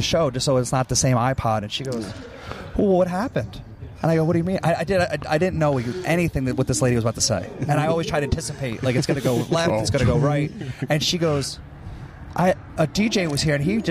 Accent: outside Philadelphia, New Jersey, United States; growing up in South Jersey, outside Philadelphia my whole life

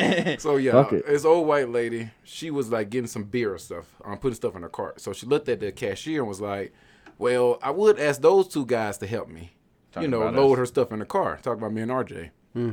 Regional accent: the South, United States; So I told her, I was like, well, man, we're from the South. We actually have manners.

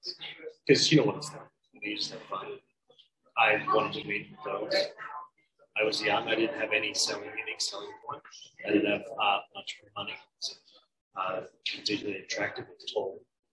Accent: Queensland, Australia; I'm originally from country, Queensland. Rural, regional, Queensland. And then I moved to various places.

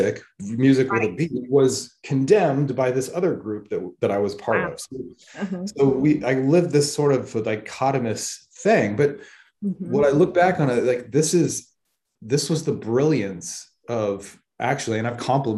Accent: Northern California, United States; also born or lived in Stockton, California; I'm from Northern California. And so I lived in the valley, and when I was a place called Stockton for a while, and then we moved up to the mountains

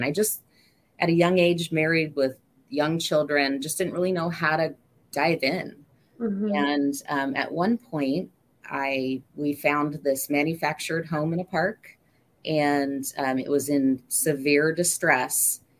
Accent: McMinnville, Oregon, United States; Well, I am from, born and raised in Oregon, a little town of McMinnville, Oregon, originally. My parents like to move a lot.

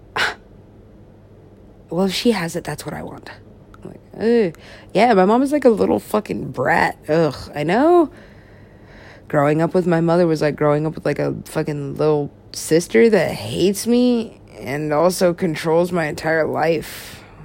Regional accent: United States; I'm an American.

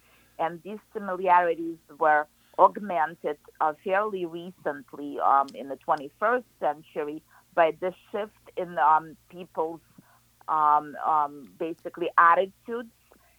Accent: Kyiv, Ukraine; English is a second language; moved away as an adult; now in Southwest Florida, United States; Kiev was the third largest city of the USSR. So I grew up in the Soviet Union.

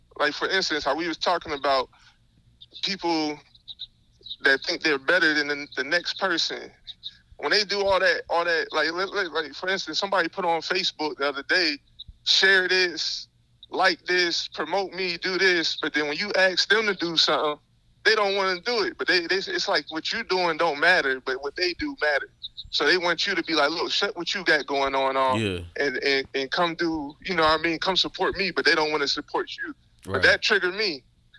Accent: the South, United States; You know, I'm from the South. So we like, when I go down there, this ain't nothing.

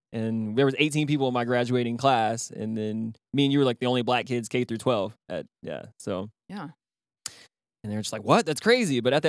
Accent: Ropesville, Texas, United States; moved away; I loved growing up in Ropes.

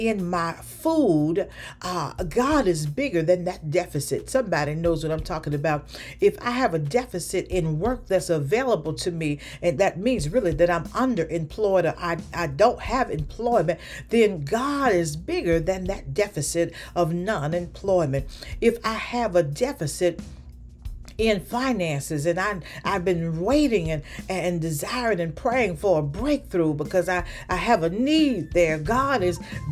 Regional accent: the South, United States; moved away; when I was growing up in the South

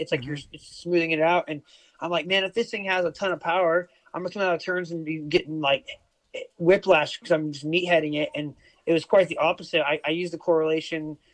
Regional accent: United States; now in Australia; I live in Oz. I'm American

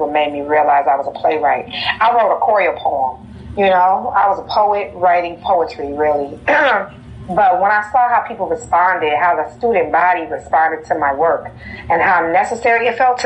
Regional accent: Detroit, Michigan, United States; moved away; when I'm away from Detroit

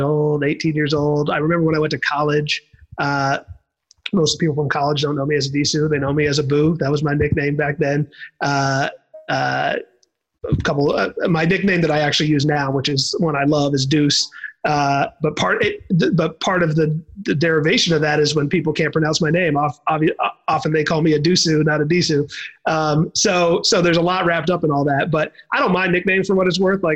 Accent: Toronto, Ontario, Canada; moved away; I was born in Canada. And so my younger years were in Toronto

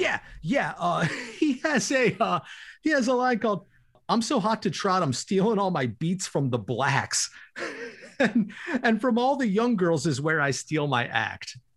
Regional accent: Winston-Salem, North Carolina, United States; my hometown of Winston-Salem

